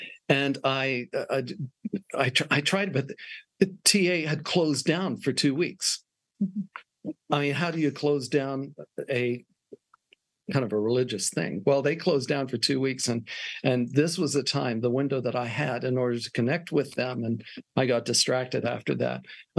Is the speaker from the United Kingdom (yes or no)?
yes; Wales, United Kingdom; moved away as an adult; also born or lived in Switzerland; now in Australia; so I was born in Switzerland, Canadian parents, educated in Wales, and moved to Australia when I was 18